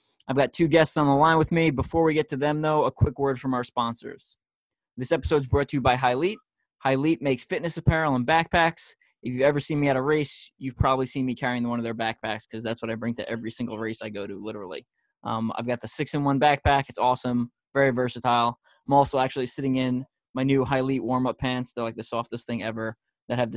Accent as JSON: {"language": "English", "area": "Nassau County", "region": "New York", "country": "United States", "tie": "born or raised there", "moved": "yes", "lives_now": "Missouri, United States", "said": "where I grew up in Nassau County"}